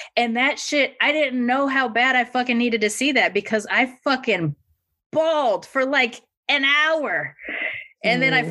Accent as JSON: {"language": "English", "region": "California", "country": "United States", "said": "as a Californian"}